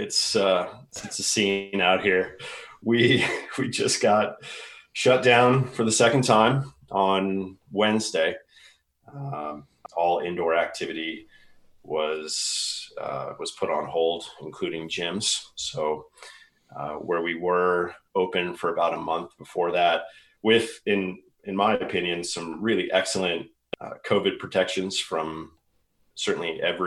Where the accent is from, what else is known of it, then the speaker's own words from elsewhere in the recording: Washington, District of Columbia, United States; moved away as an adult; now in San Diego, United States; back in my hometown of Washington, D.C.